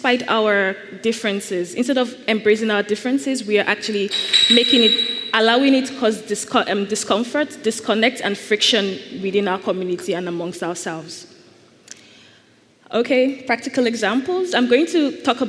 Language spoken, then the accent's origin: English; Nigeria; I am Nigerian